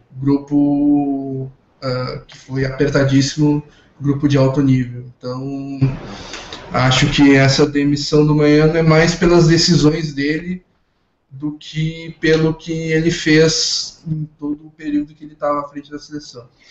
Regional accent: Rio Grande do Sul, Brazil; eu sou do Rio Grande do Sul

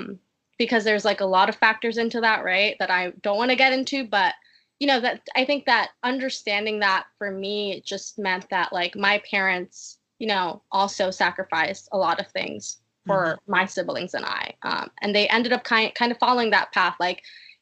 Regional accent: New York, United States; born there; I was born in Harlem, like you said.

